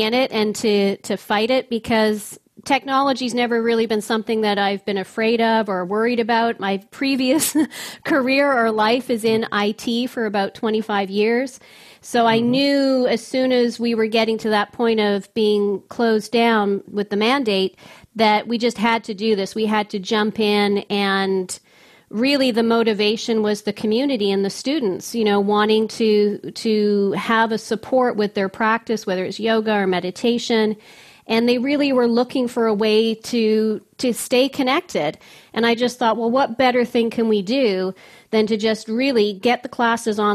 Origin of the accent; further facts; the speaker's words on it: Victoria, British Columbia, Canada; now in Ottawa, Canada; My hometown, too. We're both from the West Coast.